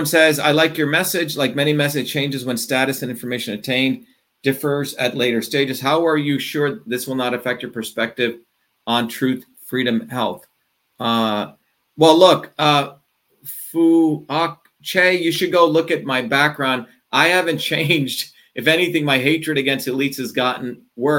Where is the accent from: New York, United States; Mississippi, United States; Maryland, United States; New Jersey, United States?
New Jersey, United States; moved away; I originally grew up in New Jersey.